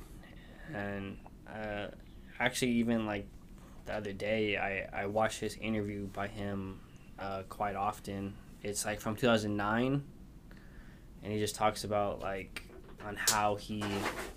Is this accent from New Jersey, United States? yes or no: no; Southern California, United States; born and raised in Southern California